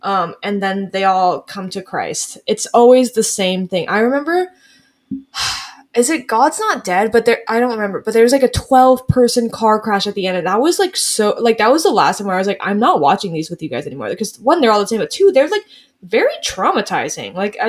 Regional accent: United States; Because I'm from America.

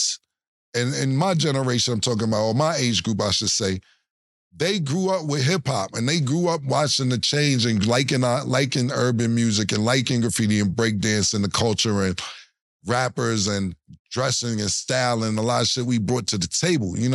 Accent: New York City, New York, United States; I remember growing up in Harlem

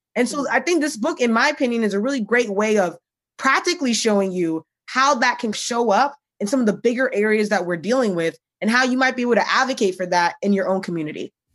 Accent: United States; I'm Ghanaian American

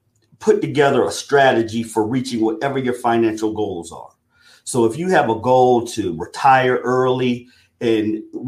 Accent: South Carolina, United States; And I'm originally from South Carolina, but I have grown up and traveled all around the world.

